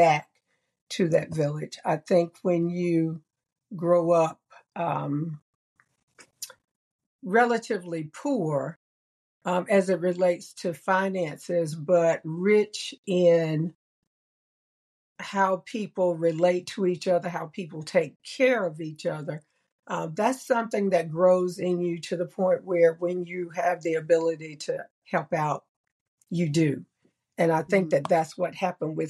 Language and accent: English; North Side / Pine Knolls neighborhood, North Carolina, United States; when I was growing up in the North Side neighborhood or the Pine Knolls neighborhood